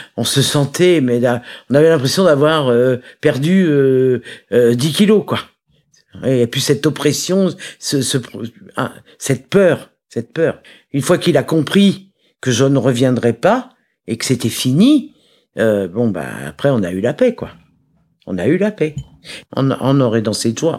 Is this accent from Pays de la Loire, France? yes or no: no; Paris, Île-de-France, France; Je suis née à Paris le 18 mai 1955 d'une maman célibataire